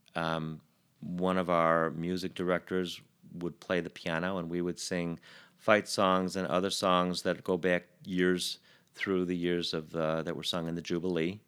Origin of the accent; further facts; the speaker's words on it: Chicago, Illinois, United States; grew up in East Rogers Park, um, around Albion and Sheridan